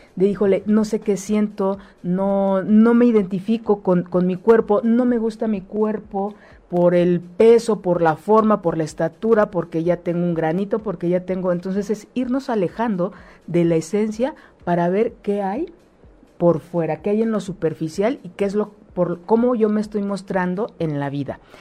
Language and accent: Spanish; Mexico; Nosotros como pueblo mexicano